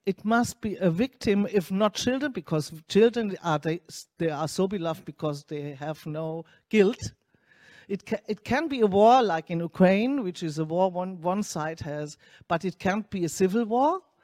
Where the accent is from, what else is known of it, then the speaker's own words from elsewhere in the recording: Germany; I'm coming from Germany